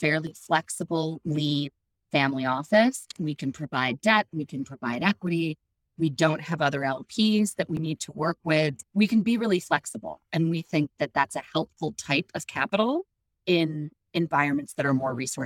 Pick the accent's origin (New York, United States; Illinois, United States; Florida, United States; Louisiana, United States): Illinois, United States; Chicago; I grew up in Chicago